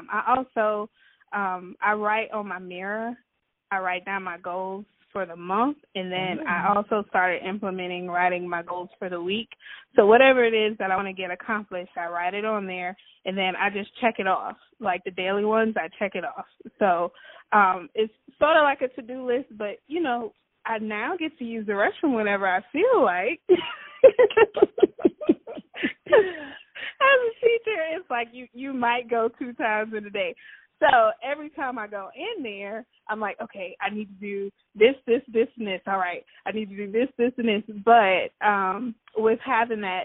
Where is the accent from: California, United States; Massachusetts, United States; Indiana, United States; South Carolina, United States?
South Carolina, United States; Georgetown; now in Rock Hill, United States; I'm from Georgetown, South Carolina, but we currently reside in Rock Hill, South Carolina